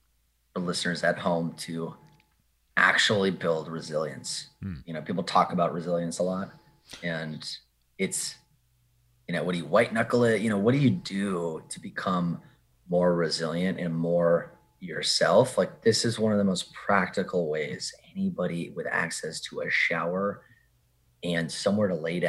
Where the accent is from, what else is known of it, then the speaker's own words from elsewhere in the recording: Oklahoma, United States; born there; I have Southern roots. I was born in Oklahoma